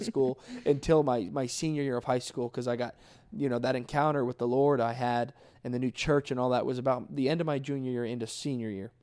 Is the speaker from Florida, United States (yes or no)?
yes; South Florida, United States; I'm originally from South Florida. Um, grew up in the church all my life